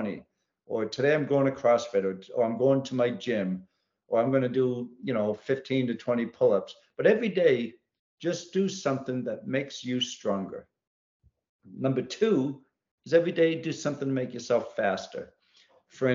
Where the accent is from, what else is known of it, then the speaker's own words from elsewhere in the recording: New England, United States; now in Virginia, United States; I grew up in New England and I lived all throughout New England.